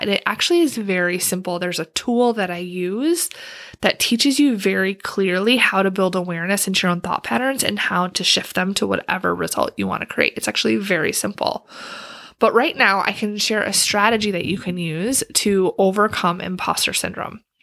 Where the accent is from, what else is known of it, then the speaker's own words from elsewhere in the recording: Wisconsin, United States; moved away as an adult; now in Washington, D.C. area, United States; I'm from Wisconsin